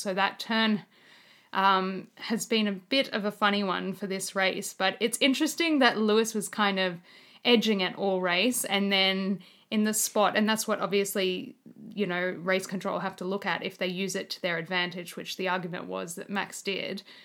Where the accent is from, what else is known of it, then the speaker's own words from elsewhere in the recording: Australia; as an Australian